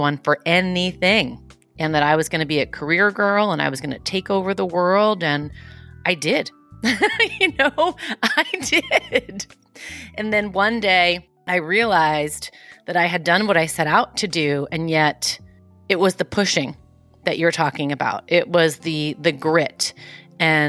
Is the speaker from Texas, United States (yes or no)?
no; New York City, New York, United States; I'm from Queens